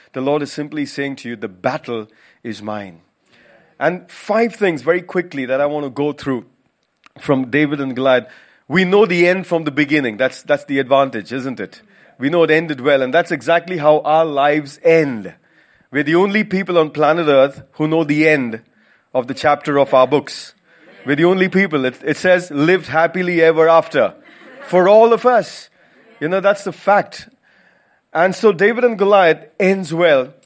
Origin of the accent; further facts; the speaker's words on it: Mumbai, Maharashtra, India; moved away as an adult; also born or lived in Goa; now in United Kingdom; I'm from Goa originally, but spent most of my life in Mumbai